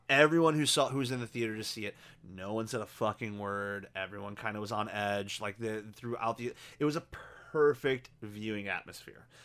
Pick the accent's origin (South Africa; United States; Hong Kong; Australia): United States; us being American